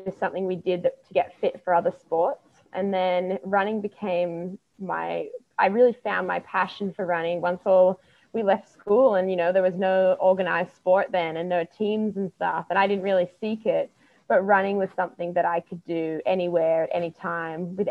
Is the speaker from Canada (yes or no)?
no; Melbourne, Victoria, Australia; I grew up in the city of Melbourne